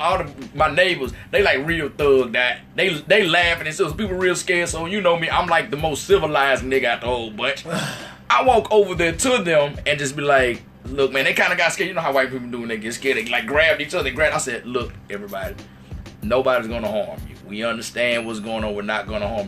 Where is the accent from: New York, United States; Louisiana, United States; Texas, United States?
Louisiana, United States; Saints country; moved away; also born or lived in Atlanta, Georgia; I'm from Saints country